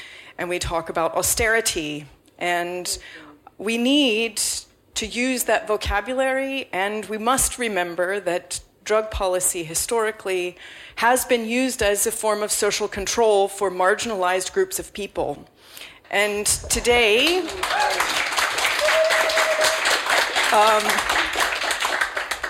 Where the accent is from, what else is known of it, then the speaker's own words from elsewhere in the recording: United States; now in London, United Kingdom; as an American growing up in the Nancy Reagan era